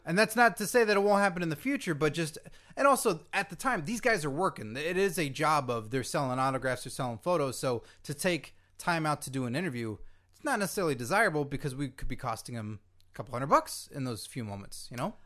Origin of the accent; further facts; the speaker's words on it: Carrollton, Texas, United States; fellow Texan myself